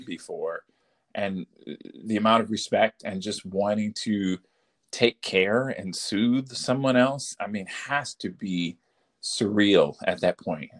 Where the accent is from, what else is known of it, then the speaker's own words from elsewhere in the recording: Detroit, Michigan, United States; moved away as an adult; also born or lived in Baltimore, Maryland / Washington, D.C.; I'm from uh, Detroit, Michigan